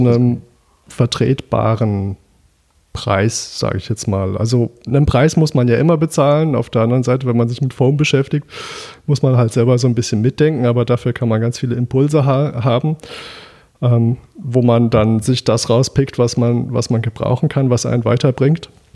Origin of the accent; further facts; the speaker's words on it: Düsseldorf, North Rhine-Westphalia, Germany; Ich bin in Düsseldorf aufgewachsen, weswegen ich traditionell etwas gegen Kölsch sein muss